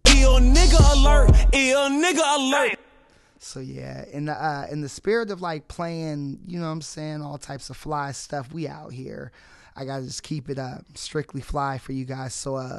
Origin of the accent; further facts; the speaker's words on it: Fresno, California, United States; I am your host from the West Coast, broadcasting the slums. We out here, man. Fresno, California.